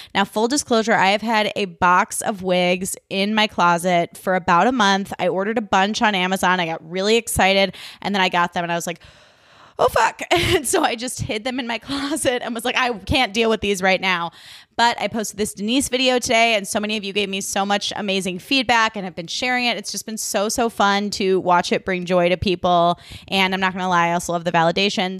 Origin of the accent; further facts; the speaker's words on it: Chicago, Illinois, United States; now in Los Angeles, United States; I grew up in Chicago, so you know, or in the suburbs of Chicago.